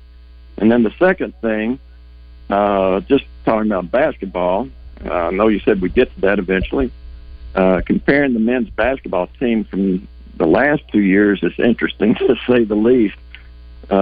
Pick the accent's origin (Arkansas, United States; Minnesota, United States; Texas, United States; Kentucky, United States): Arkansas, United States; Little Rock; also born or lived in Fayetteville, Arkansas; I grew up in Little Rock and lived 25 years in Fayetteville